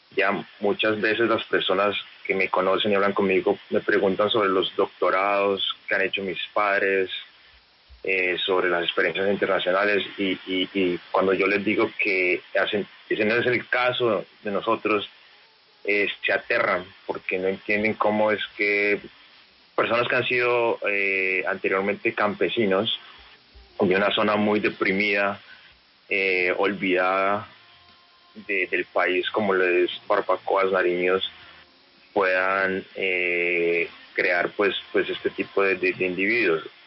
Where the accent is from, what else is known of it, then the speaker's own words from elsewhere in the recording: Cali, Valle del Cauca, Colombia; estando en Cali y con la influencia de los equipos de Cali, creciendo en Cali